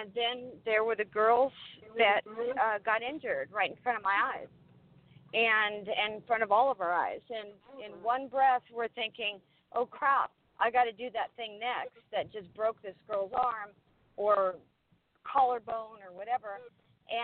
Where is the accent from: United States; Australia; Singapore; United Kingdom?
United States; Redondo Beach, California; I hail from Redondo Beach originally